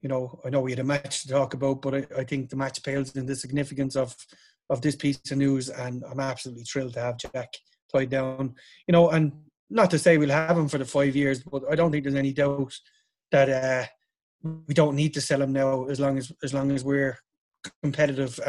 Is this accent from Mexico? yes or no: no; Ireland; Us being Irish